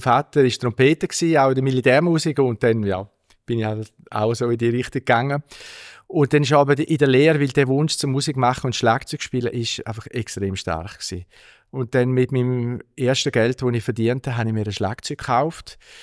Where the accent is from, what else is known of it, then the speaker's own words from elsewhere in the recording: Altstätten, St. Gallen, Switzerland; ich bin in Altstädten aufgewachsen, zumindest im Städtli